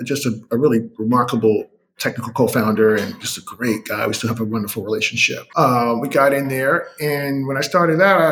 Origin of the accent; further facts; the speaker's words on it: New York City, New York, United States; moved away as an adult; also born or lived in Northeast Wisconsin; I'm from Brooklyn, New York. And at the time, I was living in Northeast Wisconsin